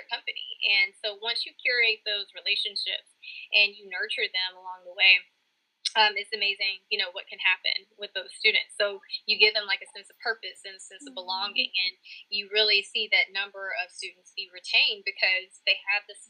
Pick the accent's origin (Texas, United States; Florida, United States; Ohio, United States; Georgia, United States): Texas, United States; Texarkana; also born or lived in Lewisville, Arkansas / Fayetteville, Arkansas / Knoxville, Tennessee; I am originally from Louisville, Arkansas. Grew up most of my life in Texarkana, Texas